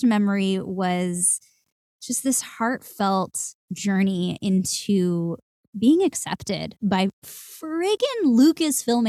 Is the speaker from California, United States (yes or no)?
yes; Santa Clarita, California, United States; I grew up in Southern California in the suburbs of Santa Clarita.